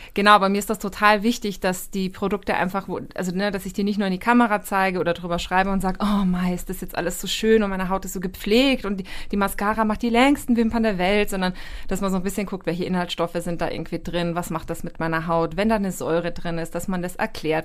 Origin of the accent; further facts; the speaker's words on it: Austria; ich bin Österreicherin